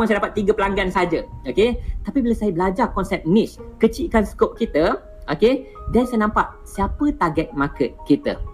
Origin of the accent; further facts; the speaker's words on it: Malaysia; dia tak tahu saya ni orang Malaysia okay